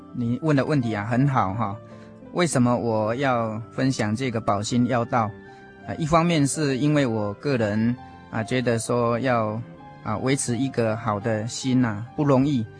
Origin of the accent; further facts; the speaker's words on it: Puli, Nantou County, Taiwan; 我来自南投埔里